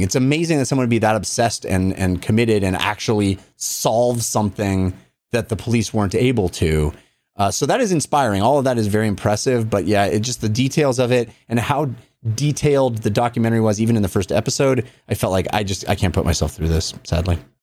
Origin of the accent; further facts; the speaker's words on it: Walnut Creek, California, United States; I grew up in Contra Costa County